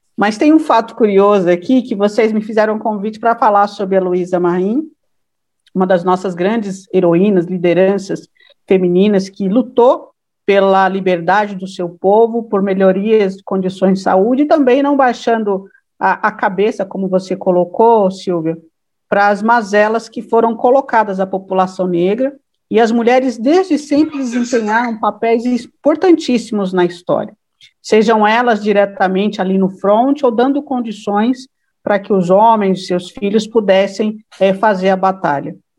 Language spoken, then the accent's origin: Portuguese; São Bernardo do Campo, São Paulo, Brazil; Sou batateira de raiz.